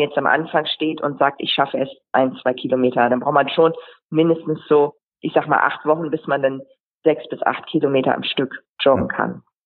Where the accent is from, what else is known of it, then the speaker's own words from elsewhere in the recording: Friesland, Lower Saxony, Germany; moved away as an adult; also born or lived in Hamburg; ich komme ja aus dem Friesland